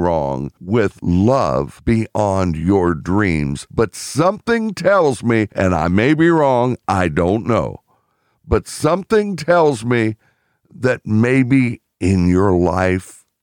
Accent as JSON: {"language": "English", "town": "Pittsburgh", "region": "Pennsylvania", "country": "United States", "tie": "born or raised there", "said": "I was born in Pittsburgh"}